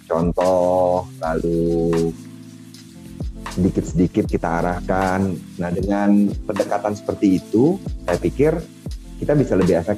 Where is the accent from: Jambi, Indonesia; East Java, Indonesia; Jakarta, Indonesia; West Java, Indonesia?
West Java, Indonesia; saya yang berasal dari Sunda, saya kan lama di, di, di Jawa Barat ya.